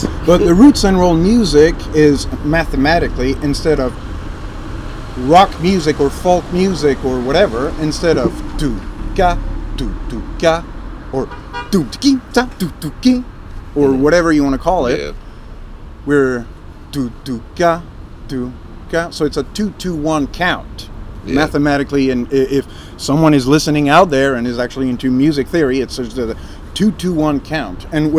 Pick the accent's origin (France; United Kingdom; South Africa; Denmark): France; English is a second language